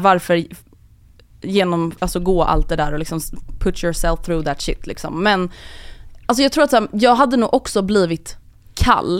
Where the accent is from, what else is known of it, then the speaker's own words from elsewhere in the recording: Sweden; vi svenskar